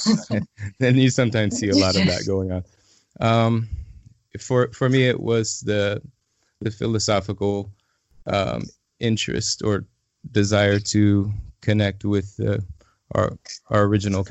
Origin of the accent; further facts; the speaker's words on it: Illinois, United States; now in Asheville, United States; I'm originally from Illinois